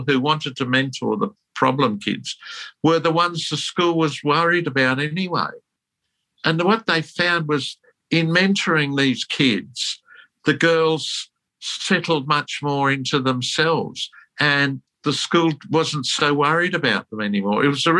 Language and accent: English; England, United Kingdom; born there; I was born in England during the war.